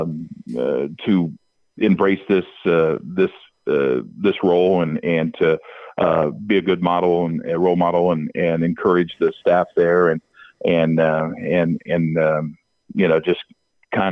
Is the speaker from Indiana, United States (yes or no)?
yes; Indiana, United States; moved away; also born or lived in Charlotte; I grew up in Indiana